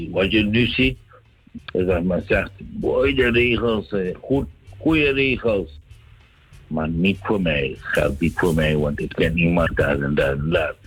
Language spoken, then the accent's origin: Dutch; Suriname; moved away as an adult; also born or lived in Netherlands; Suriname eh, is mijn geboorteland